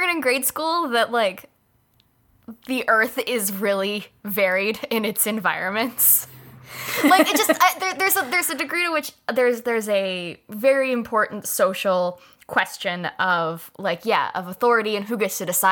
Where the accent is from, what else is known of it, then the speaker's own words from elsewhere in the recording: Southern California, United States; now in Philadelphia, United States; where I grew up in Southern California because it is naturally a drier place, and there is too much rain here where I live in Philadelphia